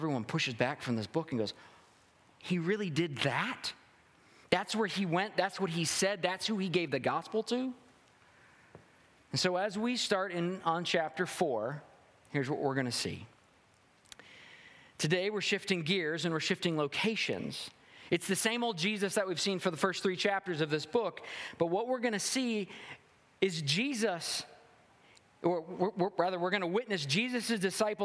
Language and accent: English; the South, United States; I'm a Southerner.